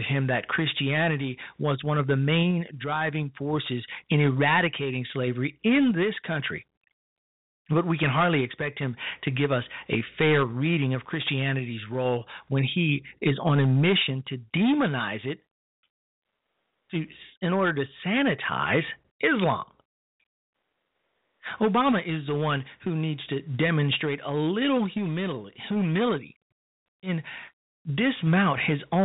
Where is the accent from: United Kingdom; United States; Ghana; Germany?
United States; Chicago, Illinois; on the south side of my hometown, Chicago, Illinois